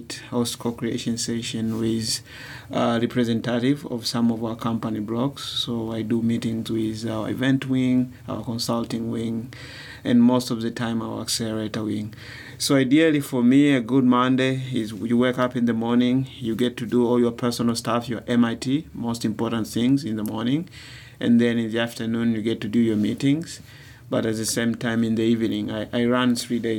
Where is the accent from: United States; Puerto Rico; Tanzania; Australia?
Tanzania; Dar es Salaam; I come from a very busy city of Dar es Salaam. I was born in town.